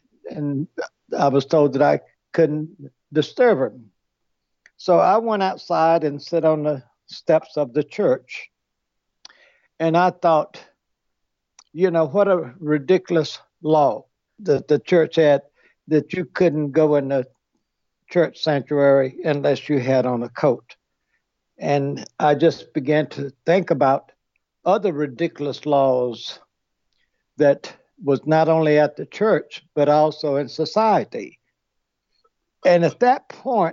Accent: Greenville, South Carolina, United States; I grew up in Greenville, South Carolina

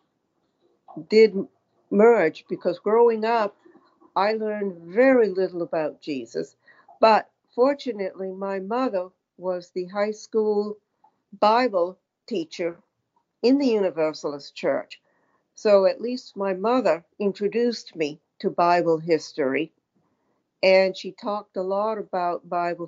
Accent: Auburn, Maine, United States; I grew up in the 40s and 50s in Southeast Maine, the Auburn-Lewiston area.

